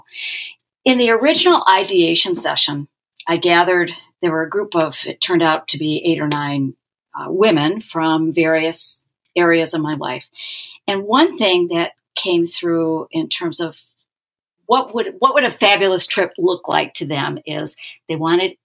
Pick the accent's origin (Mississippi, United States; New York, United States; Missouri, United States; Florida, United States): New York, United States; New York City; now in Minneapolis, United States; I'm a New Yorker. I was born and raised there.